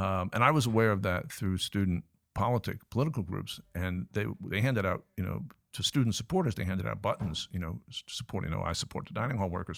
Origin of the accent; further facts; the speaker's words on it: Richmond, Virginia, United States; also born or lived in Cambridge, Massachusetts; now in Newcastle, United Kingdom; I was born in Cambridge, Massachusetts, but I grew up in the sense of g-, going to high school and that sort of thing in, in Richmond, Virginia